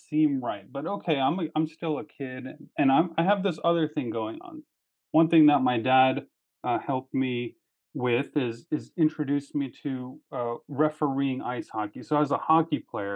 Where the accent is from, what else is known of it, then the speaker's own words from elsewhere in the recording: Washington, District of Columbia, United States; I grew up in Washington, D.C. area.